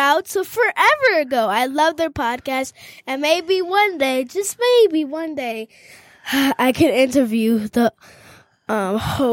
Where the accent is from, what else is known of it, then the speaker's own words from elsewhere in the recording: Detroit, Michigan, United States; I was raised and nurtured in Detroit